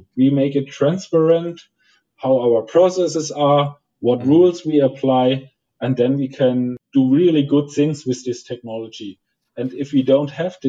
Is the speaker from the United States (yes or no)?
no; Germany; English is a second language; I'm German, I'm coming from Germany